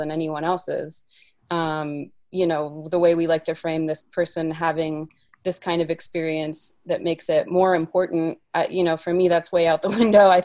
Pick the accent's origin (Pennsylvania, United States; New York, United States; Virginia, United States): Virginia, United States; Appalachia; A lot of my work also is based in Appalachia, where I grew up in Virginia